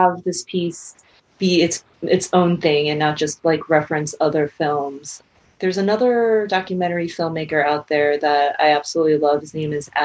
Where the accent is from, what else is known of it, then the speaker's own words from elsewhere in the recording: Hong Kong; growing up in Hong Kong